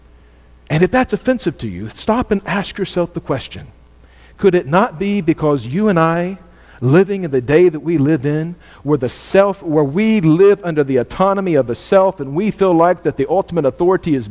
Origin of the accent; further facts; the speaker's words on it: United States; I'm an American student